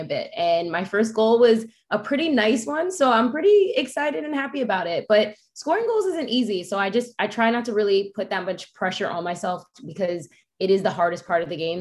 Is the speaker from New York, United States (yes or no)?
yes; New York, United States; I'm a New Yorker. I'm from a city.